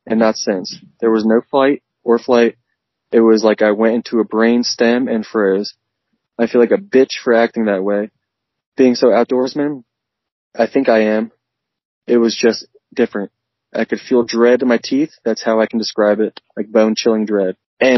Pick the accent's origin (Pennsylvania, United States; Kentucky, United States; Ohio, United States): Pennsylvania, United States; growing up in Pennsylvania, bordering Jersey